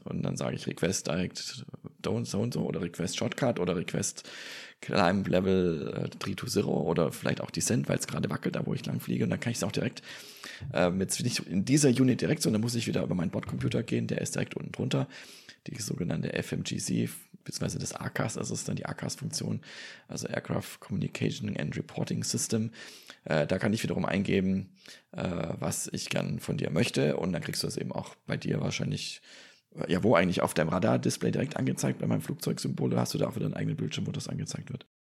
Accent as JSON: {"language": "German", "area": "Stuttgart area", "region": "Baden-Württemberg", "country": "Germany", "tie": "born or raised there", "moved": "yes", "lives_now": "Bergstraße, Germany", "said": "meine alte Heimat, den Stuttgarter Raum"}